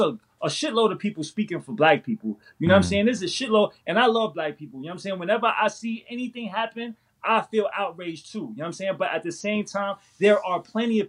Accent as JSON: {"language": "English", "town": "New York City", "region": "New York", "country": "United States", "tie": "born or raised there", "said": "I was born and raised in New York City"}